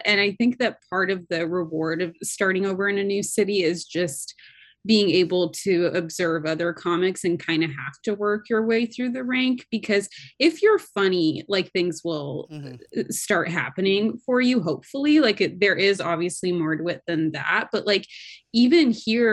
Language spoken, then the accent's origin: English; Seattle, Washington, United States; moved away; I'm from Seattle